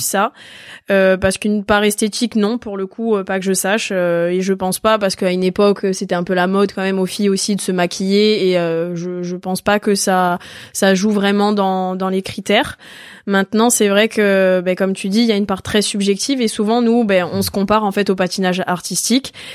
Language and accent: French; Ajaccio, Corsica, France; je suis née à Ajaccio